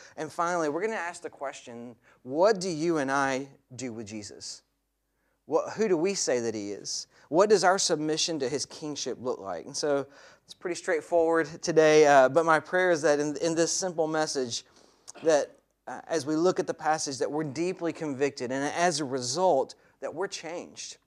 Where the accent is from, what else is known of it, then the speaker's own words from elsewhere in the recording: the southern United States, United States; as a boy growing up in the States, in, in the southern part of America where, I, where I'm from